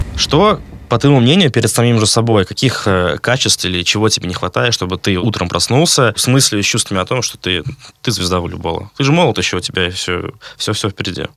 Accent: Vyborg, Leningrad Oblast, Russia; я из Выборга, это не такой волейбольный город

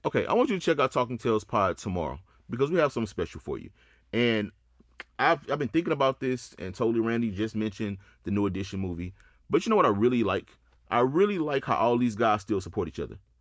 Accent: Houston, Texas, United States; I'm from Houston.

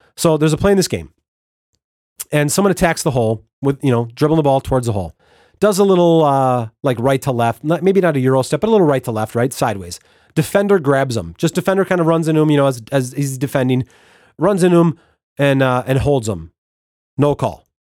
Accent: Wisconsin, United States; I'm from Wisconsin

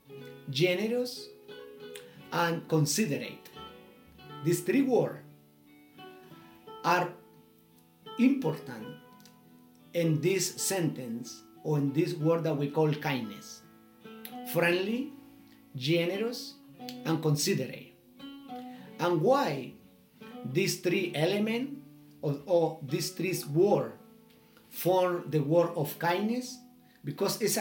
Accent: Chile; English is a second language; from Chile

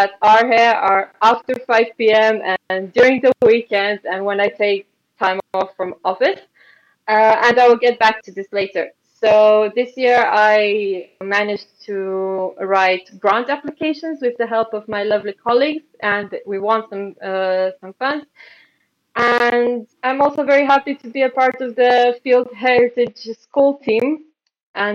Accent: Ploiești, Prahova, Romania; now in Bucharest, Romania; I'm currently based in the Romanian capital of Bucharest, which is approximately 1 hour south of my hometown of Ploiești

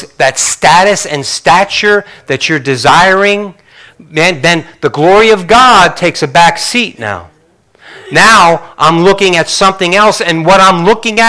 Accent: Northeast, United States; growing up in the Northeast

